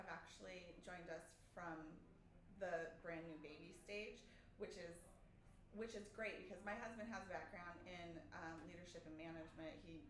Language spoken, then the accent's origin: English; Tucson, Arizona, United States; also born or lived in Phoenix; I was actually born and raised in Tucson.